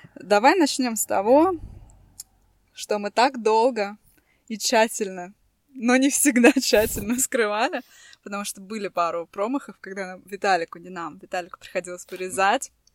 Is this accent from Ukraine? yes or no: no; Tallinn, Harju County, Estonia; мы из Эстонии, э, из Сталина